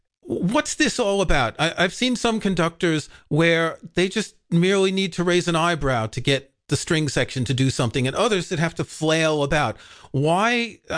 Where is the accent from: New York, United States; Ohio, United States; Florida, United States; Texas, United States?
New York, United States; New York City; I grew up in New York City